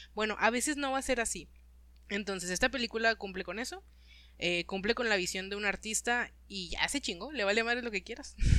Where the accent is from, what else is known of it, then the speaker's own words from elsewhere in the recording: Monterrey, Nuevo León, Mexico; como regio te identificas